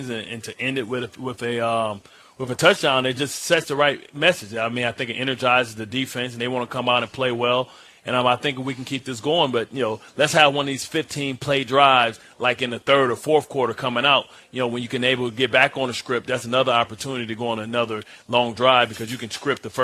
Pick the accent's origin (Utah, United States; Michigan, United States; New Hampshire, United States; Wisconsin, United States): Michigan, United States; I'm from Michigan